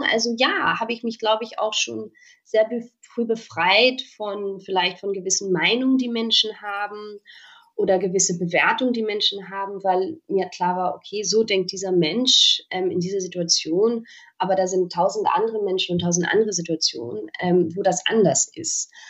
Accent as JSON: {"language": "German", "town": "Oxford", "region": "South East England", "country": "United Kingdom", "tie": "born or raised there", "also_born_or_lived": "Berlin, Germany", "said": "Also bin ich in Oxford in England geboren. Mhm und habe dann tatsächlich da auch also mein meistes Leben verbracht. Also ich hatte das große Glück, ähm, Oxford und Berlin"}